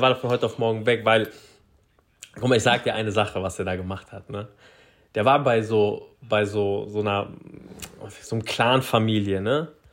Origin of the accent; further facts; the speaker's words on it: Frankfurt, Hesse, Germany; bei uns in Frankfurt